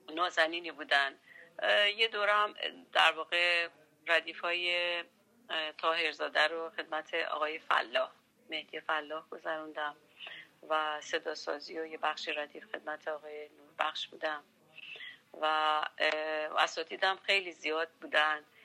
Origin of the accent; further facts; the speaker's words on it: Tehran, Tehran Province, Iran; من تهران زاده شدم